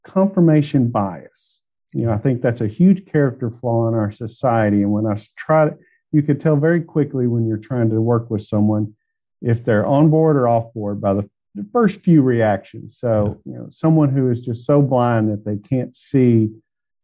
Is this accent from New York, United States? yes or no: no; Houston, Texas, United States; also born or lived in Charlotte, North Carolina; now in Dallas-Fort Worth, United States; I grew up in Houston